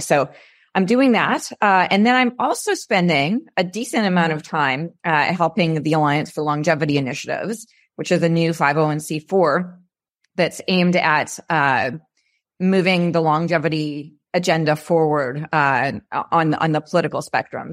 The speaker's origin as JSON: {"language": "English", "country": "Canada", "moved": "as an adult", "lives_now": "California, United States", "said": "I'm originally Canadian, and I moved here in nineteen ninety-nine"}